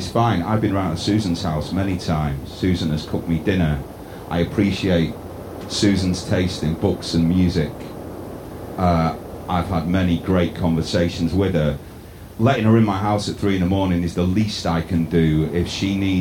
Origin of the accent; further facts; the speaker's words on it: England, United Kingdom; as an English person.